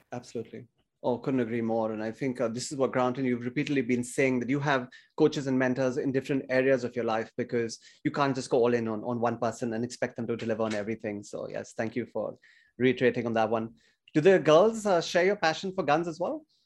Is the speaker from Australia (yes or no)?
no; India; growing up in India in the eighties